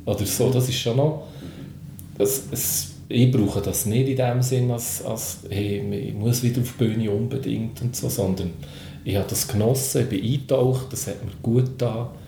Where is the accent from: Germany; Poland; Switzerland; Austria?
Switzerland; Bern; Es war natürlich noch eine spezielle Situation, als Berner Gruppe auf dem Hausberg, aus diesem Festival, wo ich noch viel aus der Jugend kenne